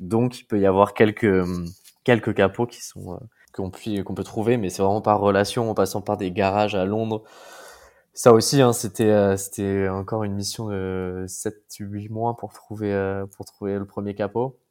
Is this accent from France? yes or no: yes; Paris, Île-de-France, France; moved away as an adult; now in Brussels, Belgium; je suis parisien, déménagé à Bruxelles